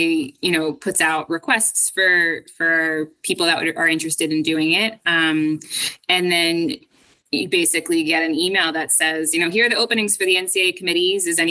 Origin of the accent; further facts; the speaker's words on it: New Jersey, United States; moved away as an adult; also born or lived in Boston, Massachusetts / Amherst, Massachusetts; I grew up in New Jersey